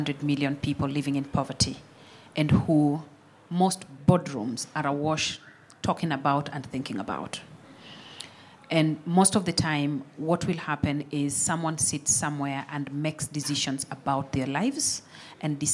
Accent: Kenya; I'm born Kenyan. Definitely have an experience with the aid delivery as I grew up

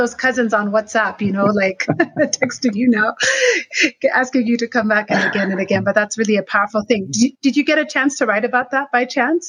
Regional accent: Nairobi, Kenya; We're both Nairobians

